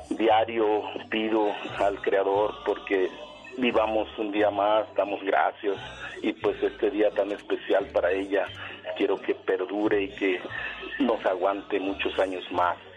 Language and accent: Spanish; La Sabana, Guerrero, Mexico; región de la Costa Grande, yo soy de la Sabana Guerrero, nací en Lomas de Chapultepec Guerrero, mi mamá en Monte Alto Guerrero, de allá somos